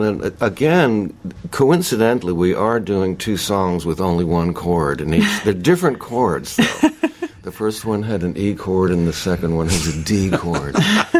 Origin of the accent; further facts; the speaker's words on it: Nashville, Tennessee, United States; I'm from Nashville